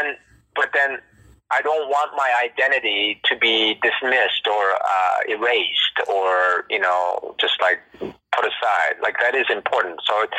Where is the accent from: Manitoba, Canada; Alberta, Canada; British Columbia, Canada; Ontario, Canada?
Ontario, Canada; Toronto; living and growing up and living in Toronto